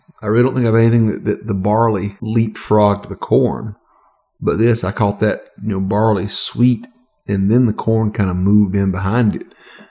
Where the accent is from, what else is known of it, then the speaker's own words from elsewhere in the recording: below the Mason-Dixon line, the South, United States; I didn't grow up above the Mason-Dixon line.